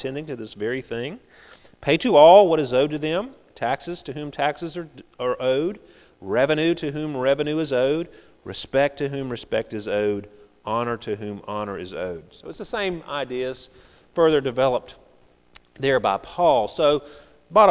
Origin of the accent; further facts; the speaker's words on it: United States; we are Americans